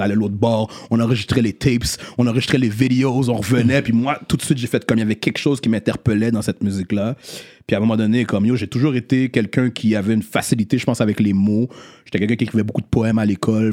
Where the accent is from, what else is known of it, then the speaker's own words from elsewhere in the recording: Montreal, Quebec, Canada; né à Montréal-Nord, grandi à Rivière